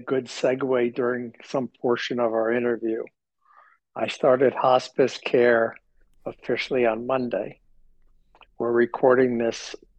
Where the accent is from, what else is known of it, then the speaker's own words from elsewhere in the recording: New York, United States; also born or lived in Miami; So I was born in New York and lived in and around the Northeast.